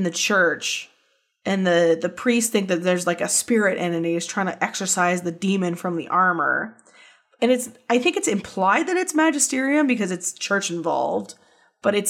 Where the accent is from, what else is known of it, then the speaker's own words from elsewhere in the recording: Canada; As a Canadian